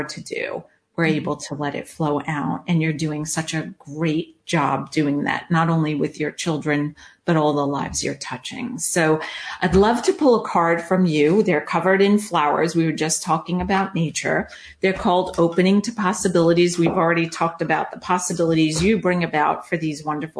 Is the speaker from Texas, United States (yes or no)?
no; Long Island, New York, United States; also born or lived in Charlotte, North Carolina; now in Orange County, United States; growing up on Long Island, which is extremely flat, then moving to Charlotte, North Carolina, which is extremely flat